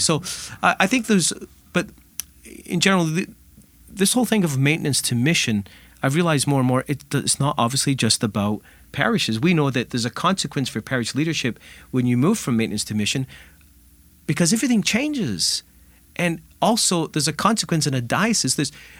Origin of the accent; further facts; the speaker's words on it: Scotland, United Kingdom; You know, I'm originally from Scotland, and in the Highlands of Scotland, in the bleak winters, when the oatmeal was running thin